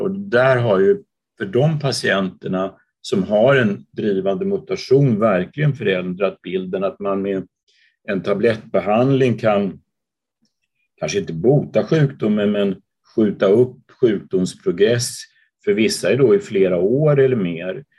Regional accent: Uppsala, Uppsala County, Sweden; moved away as an adult; also born or lived in London, United Kingdom / Copenhagen, Denmark; now in Gothenburg, Sweden; Jag är född och uppvuxen i Uppsala

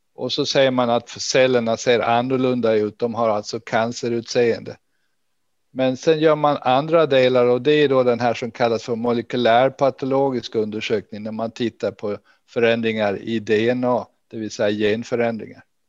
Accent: Gotland, Sweden; now in Lund, Sweden; jag är ursprungligen från Gotland och det hörs väl kanske ännu.

